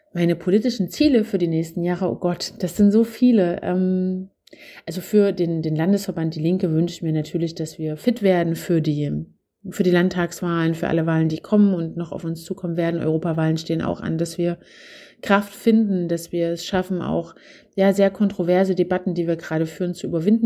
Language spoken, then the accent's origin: German; Zwickau district, Saxony, Germany; mein Aufwachsen auf dem Land in äh, Sachsen. Ähm, ich komme aus dem Zwickauer Land